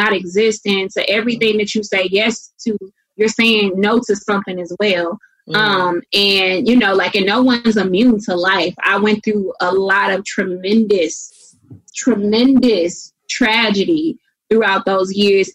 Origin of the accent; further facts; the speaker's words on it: St. Louis, Missouri, United States; moved away; also born or lived in the South; growing up in St. Louis, I went to 13 different schools.